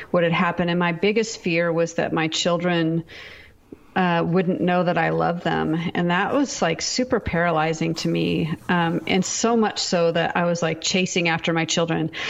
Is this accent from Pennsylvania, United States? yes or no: no; Seattle, Washington, United States; We're actually from the Seattle area, but we were in Texas.